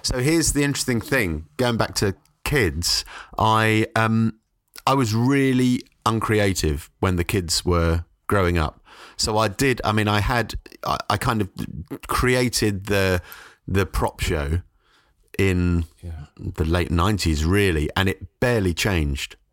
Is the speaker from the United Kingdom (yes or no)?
yes; London, United Kingdom; moved away as an adult; now in Brighton, United Kingdom; I was brought up in South London in Forest Hill